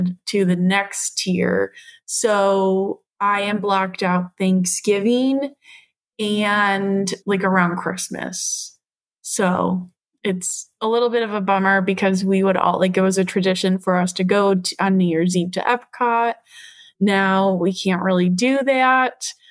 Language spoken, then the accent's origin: English; Ohio, United States; moved away as an adult; now in Florida, United States; We're originally from Ohio